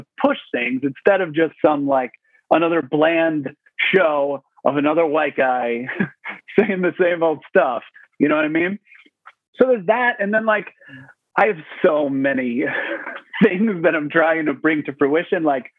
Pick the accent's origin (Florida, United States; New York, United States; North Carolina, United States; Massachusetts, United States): New York, United States; So like a bunch of my friends that I grew up with on Long Island, we had a bunch of conversations